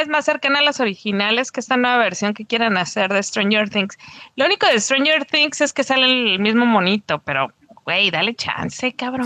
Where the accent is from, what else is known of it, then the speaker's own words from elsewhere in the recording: Tijuana, Baja California, Mexico; moved away as an adult; now in Mexicali, Mexico; Soy, soy cachanilla por adopción. Ya tengo 10 años aquí, cumplí 10 años hace unos días, pero soy de Tijuana